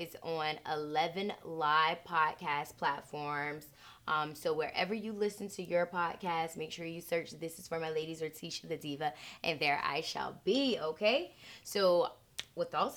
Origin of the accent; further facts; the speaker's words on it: Norfolk, Virginia, United States; I'm from Norfolk